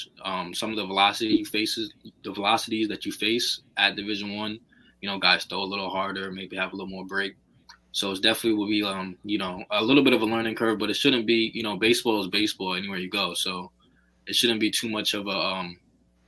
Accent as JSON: {"language": "English", "area": "Long Island", "region": "New York", "country": "United States", "said": "I'm from Boulder, New York, out in Long Island"}